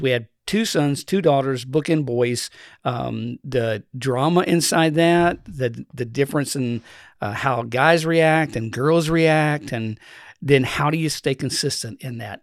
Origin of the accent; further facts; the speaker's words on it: Eastern Kentucky, United States; Grew up in the mountains of Eastern Kentucky.